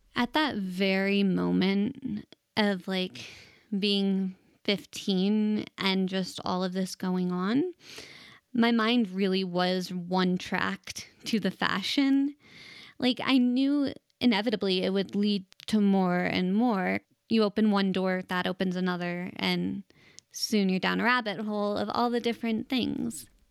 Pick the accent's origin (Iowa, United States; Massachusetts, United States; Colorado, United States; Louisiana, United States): Colorado, United States; Denver; I was born and raised in Denver, Colorado, and I'm actually a fourth generation native here